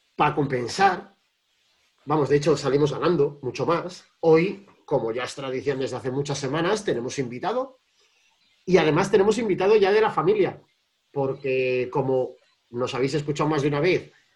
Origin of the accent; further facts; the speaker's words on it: Cantabria, Spain; now in Madrid, Spain; en vez de estar en Madrid como habitualmente, y me he venido a mi pueblo, a Cantabria